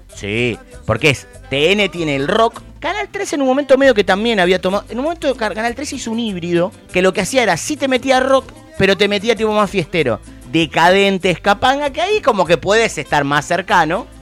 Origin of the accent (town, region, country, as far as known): Argentina